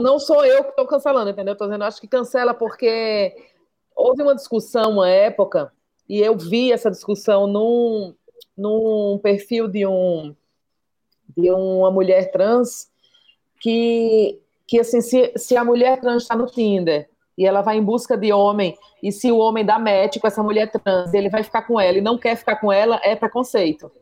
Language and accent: Portuguese; Maceió, Alagoas, Brazil; sou de Maceió